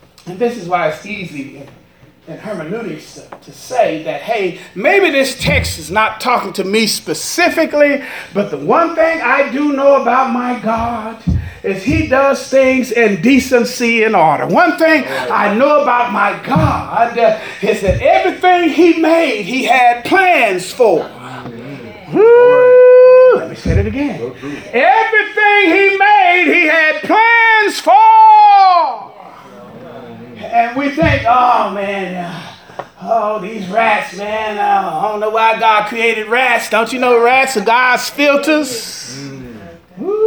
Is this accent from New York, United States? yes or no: no; Dallas, Texas, United States; moved away as an adult; also born or lived in West Palm Beach, Florida; Oak Cliff, Texas, boy.